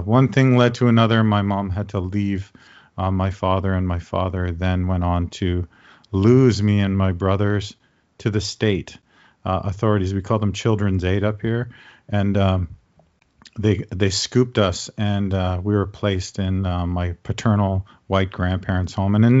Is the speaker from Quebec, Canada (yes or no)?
no; Toronto, Ontario, Canada; now in Hamilton, Canada; I grew up in the suburbs of Toronto.